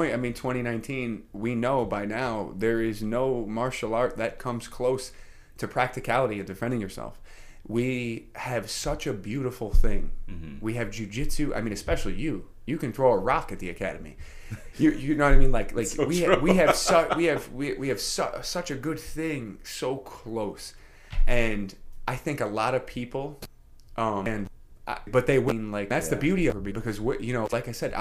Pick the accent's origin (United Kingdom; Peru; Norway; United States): United States; New York City, New York; moved away; also born or lived in Queensbury; I was brought up in the Bronx, you know, in a public school, PS 83.